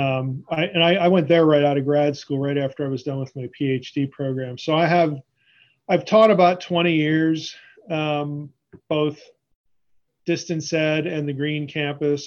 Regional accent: Pennsylvania, United States; moved away as an adult; also born or lived in Madison, Wisconsin; I'm originally from Pennsylvania

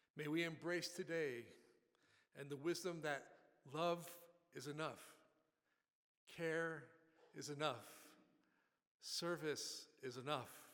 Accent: Buffalo, New York, United States; I grew up in Buffalo, New York

